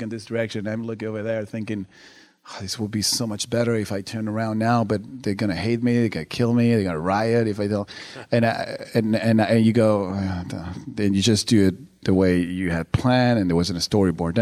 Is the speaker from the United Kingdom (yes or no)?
no; Uruguay; I'm from Uruguay